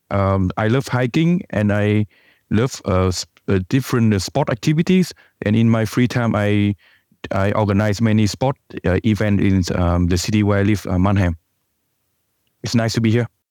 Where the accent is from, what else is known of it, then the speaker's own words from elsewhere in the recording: Vietnam; moved away; I come from Vietnam